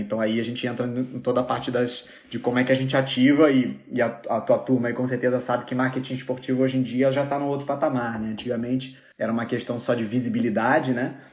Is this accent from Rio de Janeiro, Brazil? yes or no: yes; Rio de Janeiro, Brazil; sou carioca